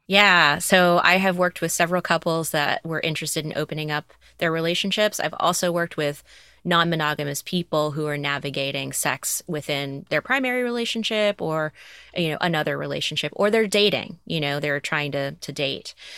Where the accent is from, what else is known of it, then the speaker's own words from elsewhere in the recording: the South, United States; I grew up in the South